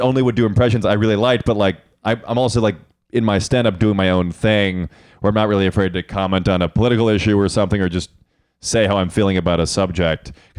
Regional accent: Chicago, Illinois, United States; I grew up in Chicago.

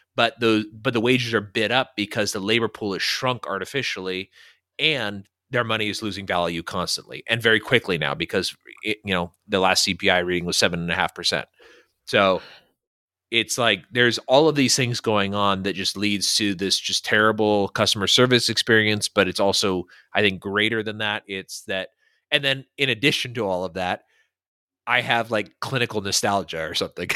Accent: El Dorado Hills, California, United States; moved away; in my hometown, El Dorado Hills

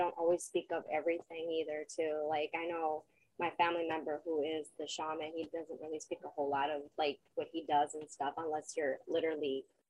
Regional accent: Texas, United States; also born or lived in Allegan County, Michigan; now in Lakeshore, Michigan, United States; And I'm originally from Texas, but I lived in the Allegan County area. Now I live here with him, Lakeshore.

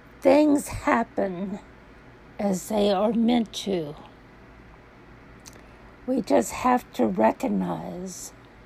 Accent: Baton Rouge, Louisiana, United States; moved away; But I did return to Baton Rouge, believing I would find another love here in my hometown

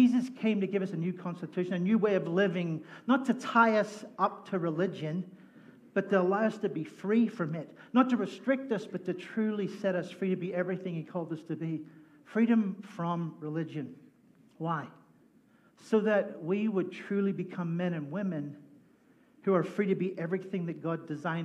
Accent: Northern Ireland, United Kingdom; now in United States; I grew up in Northern Ireland, which is the best place in the world

